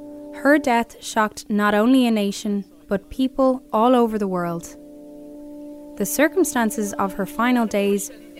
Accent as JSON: {"language": "English", "country": "Ireland", "moved": "yes", "said": "As an Irish woman"}